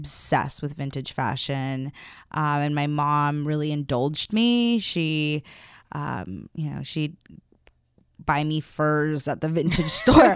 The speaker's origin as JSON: {"language": "English", "town": "Los Angeles", "region": "California", "country": "United States", "said": "I am from Los Angeles"}